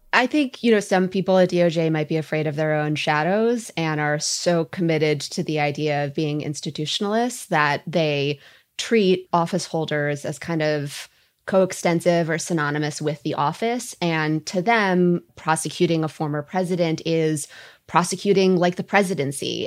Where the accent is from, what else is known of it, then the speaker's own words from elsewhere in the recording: Minnesota, United States; I'm Minnesotan